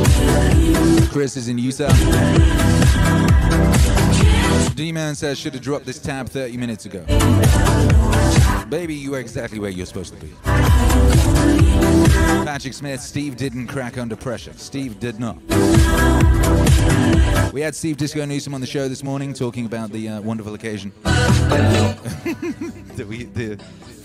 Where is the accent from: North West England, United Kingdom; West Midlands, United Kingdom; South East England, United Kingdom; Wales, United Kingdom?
Wales, United Kingdom; I grew up in Wales